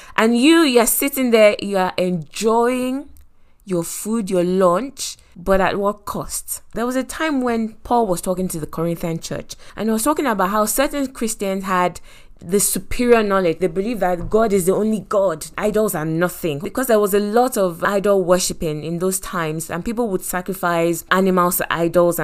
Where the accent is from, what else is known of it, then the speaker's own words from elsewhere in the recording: Nigeria; our food, Nigerians, is very spicy